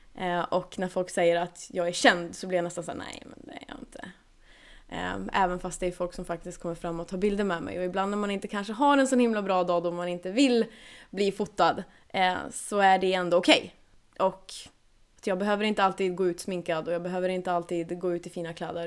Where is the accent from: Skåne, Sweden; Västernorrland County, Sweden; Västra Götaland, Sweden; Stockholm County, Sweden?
Västernorrland County, Sweden; Kramfors; now in Gothenburg, Sweden; jag är uppväxt uppe i, eh, ja, i Kramfors kommun heter det